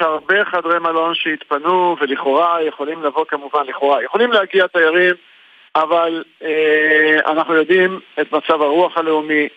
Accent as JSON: {"language": "Hebrew", "town": "Eilat", "region": "Southern District", "country": "Israel", "tie": "born or raised there", "said": "אני גדלתי כילד כאן, אה, בעיר."}